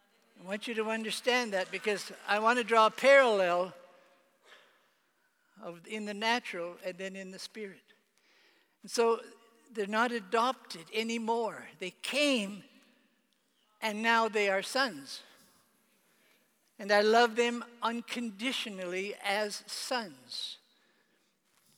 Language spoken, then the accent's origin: English; Canada; moved away; I was made Father of the Year in my hometown in Canada